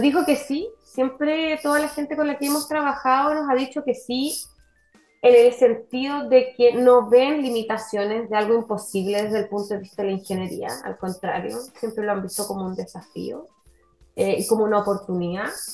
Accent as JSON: {"language": "Spanish", "town": "Valdivia", "region": "Los Ríos", "country": "Chile", "tie": "born or raised there", "said": "yo estudié y nací y crecí en la ciudad de Valdivia"}